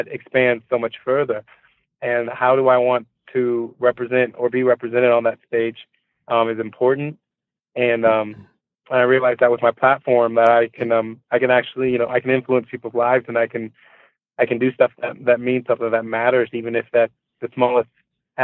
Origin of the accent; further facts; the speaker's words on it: Columbia, Missouri, United States; moved away as an adult; I grew up in Columbia, Missouri